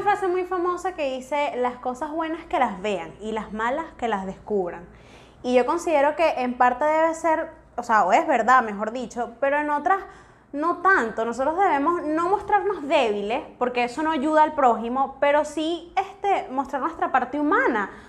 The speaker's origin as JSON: {"language": "Spanish", "country": "Venezuela"}